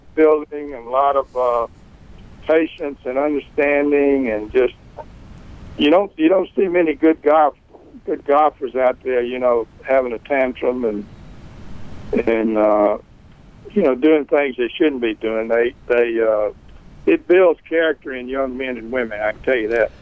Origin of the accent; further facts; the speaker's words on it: West Point, Mississippi, United States; also born or lived in Memphis; I grew up, as you say, here in West Point, and and, and born in 1944